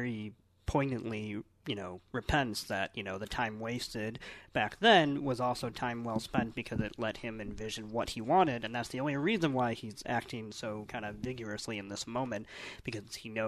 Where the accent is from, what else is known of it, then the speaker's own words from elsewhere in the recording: United States; first language English; as an American and English-speaking person